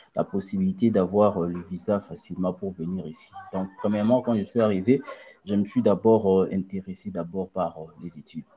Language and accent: French; Mbuji-Mayi, Kasai-Oriental, DR Congo; moved away as an adult; also born or lived in Kinshasa; now in Tunisia; je suis né à Mbujimaï, j'ai grandi à Mbujimaï et j'avais déménagé de Mbujimaï à Kinshasa en 2014